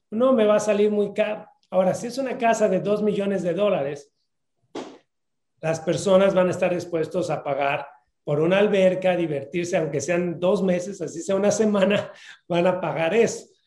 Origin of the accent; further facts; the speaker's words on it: Mexico; moved away; yo vengo de México y normalmente no confiamos en la gente